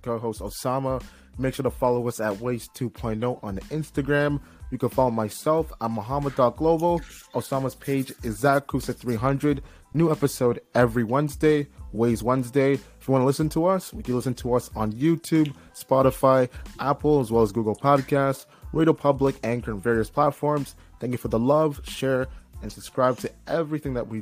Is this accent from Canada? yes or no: yes; Oakville, Ontario, Canada; I'm from Oakville